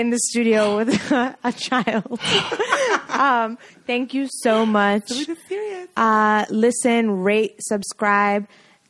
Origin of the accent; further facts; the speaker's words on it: Trinidad & Tobago; Trini to the Bone.